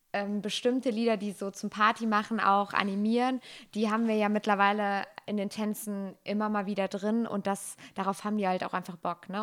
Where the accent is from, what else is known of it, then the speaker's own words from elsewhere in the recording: Bechen, North Rhine-Westphalia, Germany; ich komme aus Bechen, also das ist in der Nähe von Bergschlappach noch weiter aufs Land und meine Eltern waren schon in der Tanzgruppe und ich dann als kleines Kind